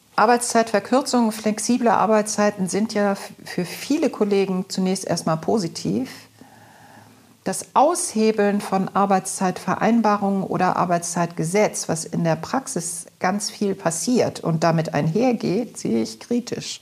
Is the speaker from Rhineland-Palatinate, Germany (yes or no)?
no; Hamburg, Germany; Ich bin auch im Alstertal groß geworden